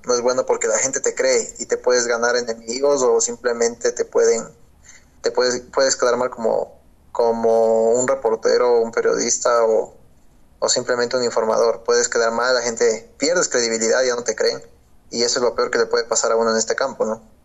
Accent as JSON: {"language": "Spanish", "country": "Ecuador", "said": "soy locutor deportivo ecuatoriano"}